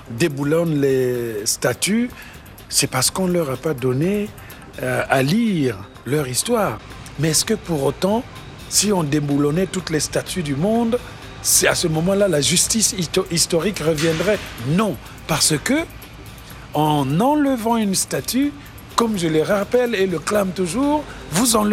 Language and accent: French; France; Mais dès lors qu'ils avaient su que je suis professeur à l'université, que je venais de France